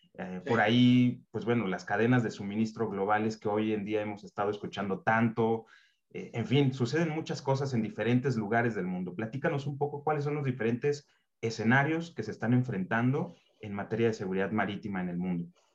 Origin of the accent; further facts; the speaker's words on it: Mexico; como mexicano